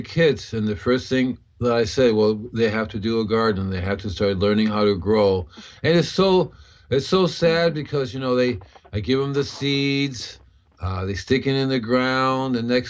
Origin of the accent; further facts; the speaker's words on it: Puerto Rico; also born or lived in Cuba; As a kid, I grew up with it in Puerto Rico and Cuba.